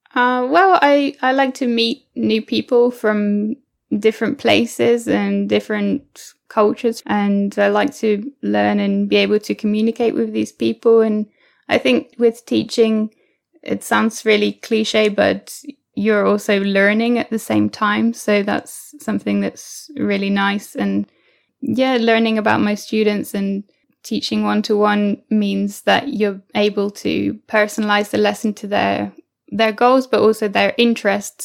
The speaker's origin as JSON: {"language": "English", "country": "United Kingdom", "also_born_or_lived": "New Zealand / Mexico", "said": "I'm now I'm back in the UK."}